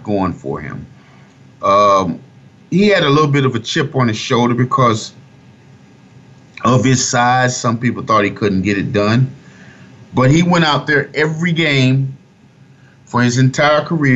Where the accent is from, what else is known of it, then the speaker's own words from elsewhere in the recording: Fort Myers, Florida, United States; my hometown, I'm from Fort Myers, Florida. My high school in 92